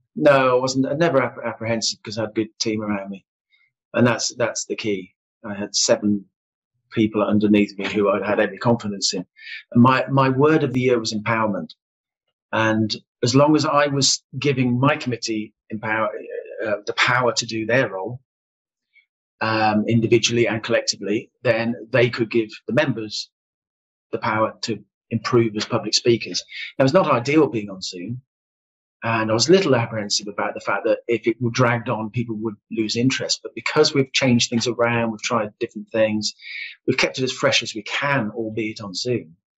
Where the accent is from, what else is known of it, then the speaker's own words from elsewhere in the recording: Solihull, West Midlands, United Kingdom; I am also a Silhillian. Yeah, um, if you're born and bred in Solihull, you are a Silhillian.